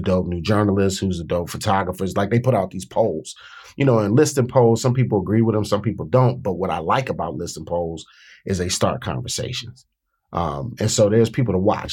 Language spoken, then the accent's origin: English; Washington, District of Columbia, United States; I grew up in a city